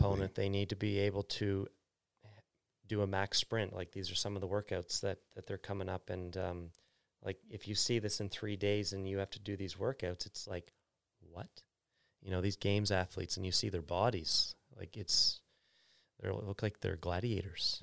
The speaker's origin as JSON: {"language": "English", "town": "Bridgewater", "region": "Nova Scotia", "country": "Canada", "tie": "born or raised there", "also_born_or_lived": "Calgary", "moved": "as an adult", "said": "when I moved back from Calgary, I want Bridgewater to be a place that people don't wanna leave. When I was a kid, I wanted to leave"}